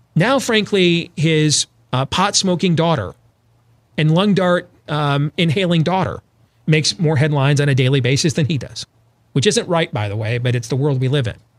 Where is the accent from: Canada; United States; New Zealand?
United States; Grand Rapids, Michigan; I grew up there in Grand Rapids, Michigan